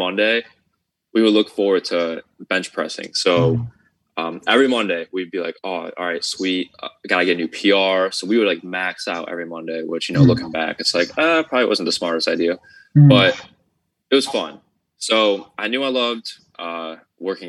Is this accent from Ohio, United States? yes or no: yes; Ohio, United States; I'm from the United States, so I'm from Ohio, so it's more up north